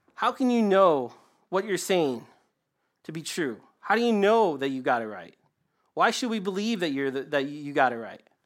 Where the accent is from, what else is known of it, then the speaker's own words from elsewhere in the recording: Michigan, United States; I'm from Michigan